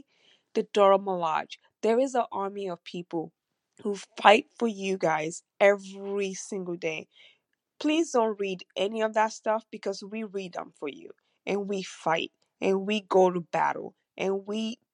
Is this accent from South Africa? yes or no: no; Nigeria; now in United States; I'm from the United States, but I grew up in Nigeria.